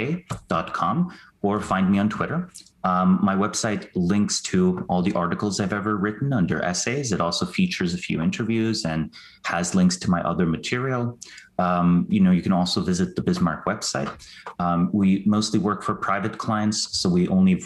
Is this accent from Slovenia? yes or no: yes; Slovenia; moved away; I'm from Slovenia originally